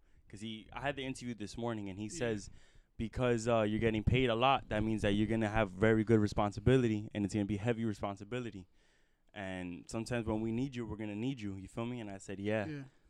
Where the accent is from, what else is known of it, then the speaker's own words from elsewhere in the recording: Texas, United States; Like, I'm from Texas, and I love it. You feel me? And there's Texas flags everywhere, bro.